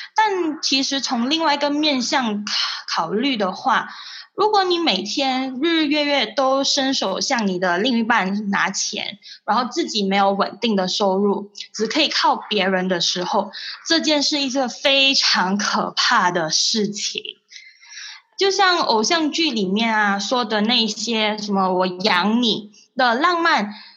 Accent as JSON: {"language": "Chinese", "country": "Malaysia", "moved": "as an adult", "lives_now": "Singapore", "said": "因为毕竟我们是从外地过来这里打工的嘛，所以我们。我真的很想要帮助那些大马的朋友，不管他们是来回新马的月低族，还是跟我一样在新加坡生活当中"}